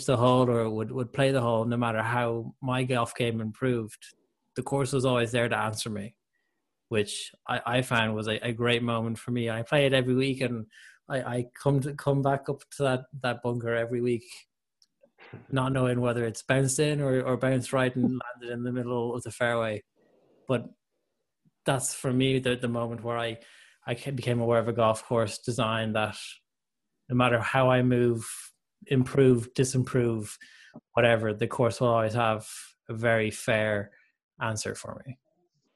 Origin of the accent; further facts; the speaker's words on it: Ireland; as an Irishman